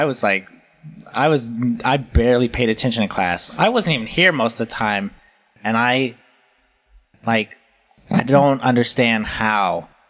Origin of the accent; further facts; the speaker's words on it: Colorado, United States; born there; I didn't even know that Colorado existed. I was born there.